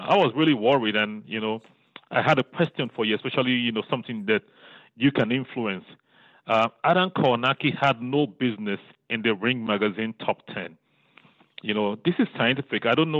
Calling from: Bridgetown, Saint Michael, Barbados; Kenneth, I'm here from Bridgetown, Barbados.

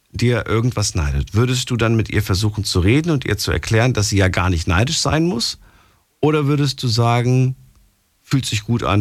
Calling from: Linz am Rhein, Rhineland-Palatinate, Germany; Ich komme hier aus Linz am Rhein. Das ist zwischen Bonn und Koblenz.

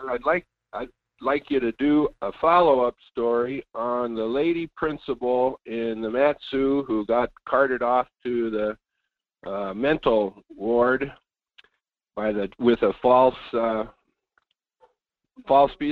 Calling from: Fairbanks, Alaska, United States; This is … in Fairbanks

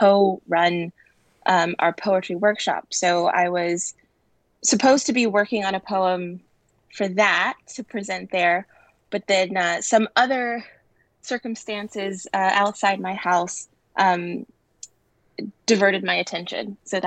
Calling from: Beijing, China; I'm calling from Beijing.

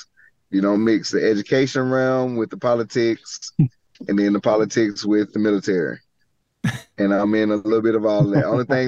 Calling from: Douglasville, Georgia, United States; Calling from Douglasville, Georgia, just outside of Atlanta, about maybe 15 miles west, like you're going towards Birmingham, Alabama. Straight from Atlanta. I'm right there smack dab in the middle.

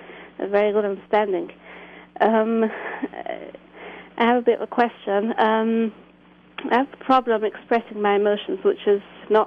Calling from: England, United Kingdom; Yes, I'm calling from England.

